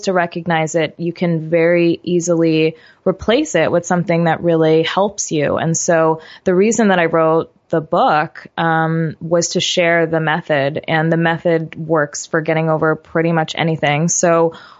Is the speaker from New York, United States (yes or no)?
yes; New York, United States; I grew up in New York